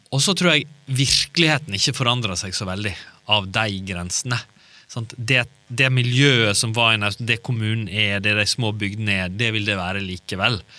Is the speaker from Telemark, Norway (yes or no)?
no; Naustdal, Vestland, Norway; born or raised there; moved away; also born or lived in Kristiansand